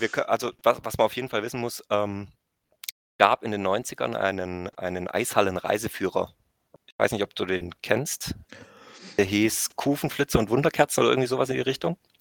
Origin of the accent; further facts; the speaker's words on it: Bietigheim-Bissingen, Baden-Württemberg, Germany; Ich bin in Bietigheim geboren, ich bin in Bietigheim aufgewachsen und ich lebe in Bietigheim.